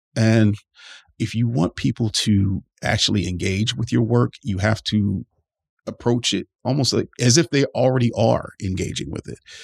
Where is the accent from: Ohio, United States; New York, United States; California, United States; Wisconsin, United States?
Ohio, United States; Cleveland; Rust Belt cities like my hometown of Cleveland